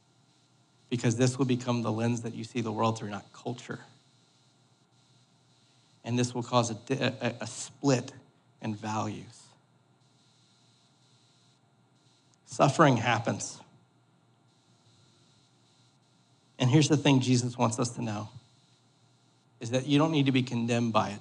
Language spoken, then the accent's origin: English; New Orleans, Louisiana, United States; I'm from New Orleans.